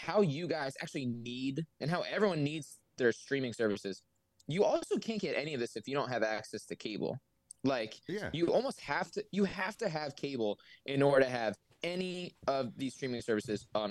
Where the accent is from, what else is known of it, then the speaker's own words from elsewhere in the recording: Philadelphia, Pennsylvania, United States; I'm from Philly